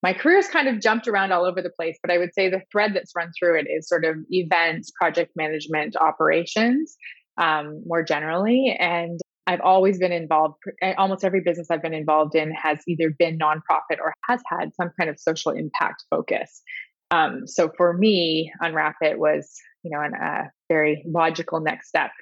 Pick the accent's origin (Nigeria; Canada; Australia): Canada; Southwestern Ontario; moved away as an adult; also born or lived in United Kingdom; I'm actually from Southwestern Ontario as well.